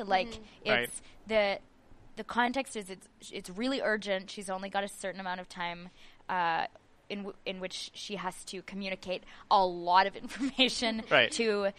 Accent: Edmonton, Alberta, Canada; moved away as an adult; now in Montreal, Canada; I'm from Edmonton, and I moved here to do the playwriting program at the National Theatre School of Canada.

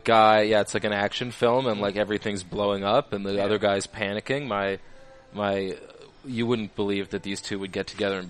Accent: the Maritimes, Canada; now in Montreal, Canada; I'm from the Maritimes.

